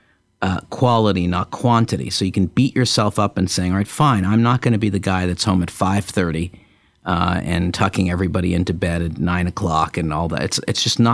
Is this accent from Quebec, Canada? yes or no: yes; Montreal, Quebec, Canada; when I was in college, growing up in Montreal